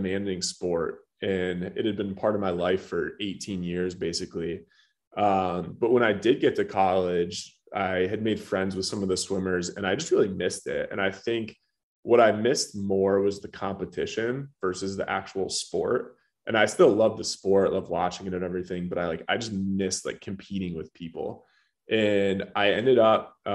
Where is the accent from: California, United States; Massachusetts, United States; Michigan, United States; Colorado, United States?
Michigan, United States; Birmingham; moved away; so from Birmingham, Michigan initially um, I was the youngest of four kids.